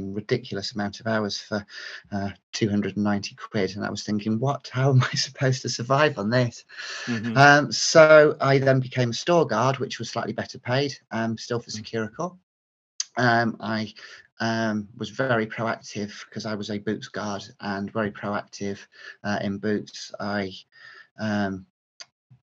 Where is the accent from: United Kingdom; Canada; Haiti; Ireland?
United Kingdom; North Yorkshire / Cleveland, Teesside borders, Yorkshire and the Humber; moved away as an adult; also born or lived in Stafford; now in Midlands, United Kingdom; I grew up in North Yorkshire, and Cleveland, Teesside, North Yorkshire borders, and then came to university in the Midlands at Stafford, and I've settled into the Midlands ever since